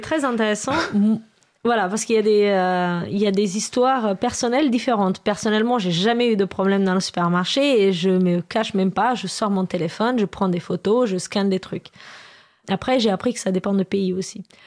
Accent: Romania; now in France; Moi je suis je viens de Roumanie à la base

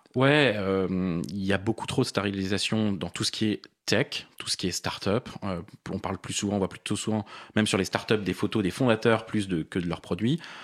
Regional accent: Paris, Île-de-France, France; je suis parisien. J'ai vécu la plupart de ma vie à Paris

